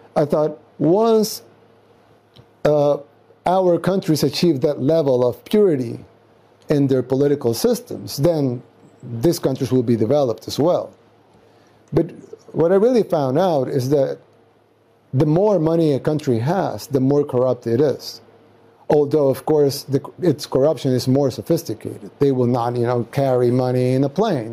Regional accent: El Salvador; also born or lived in Nuevo Cuscatlán

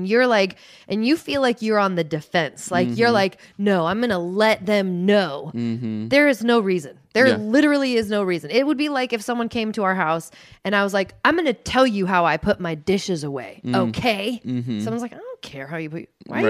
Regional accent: Seattle, Washington, United States; I am from Seattle, like Pacific Northwest. My dad works downtown. That is something I have known my entire life.

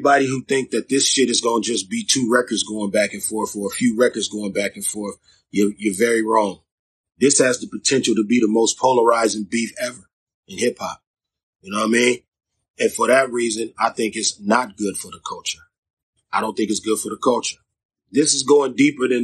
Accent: Long Beach, California, United States; I'm from Long Beach, California

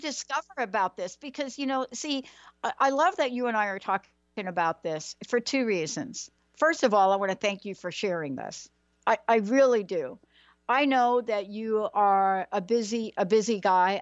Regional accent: New York, United States; I'm from New York

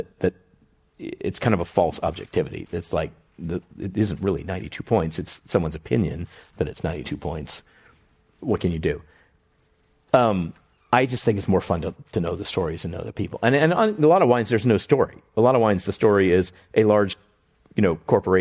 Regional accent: Houston, Texas, United States; moved away; in Houston where I grew up

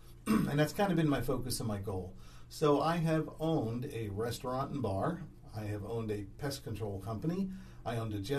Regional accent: New Jersey, United States; moved away; I'm originally from New Jersey.

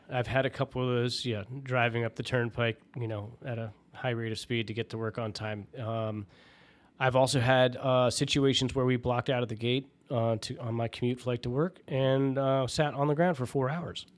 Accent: Washington, District of Columbia, United States; there was no base in my hometown and, and I wasn't gonna move the family 'cause I have a lot of ties to the area

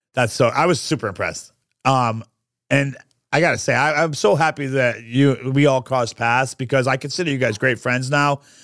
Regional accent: New York, United States; now in Orlando, United States; I'm from New York

